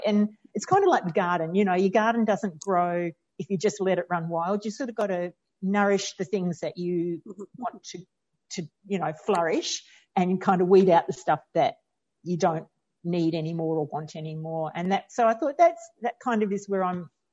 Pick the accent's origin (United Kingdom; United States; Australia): Australia; I'm Australian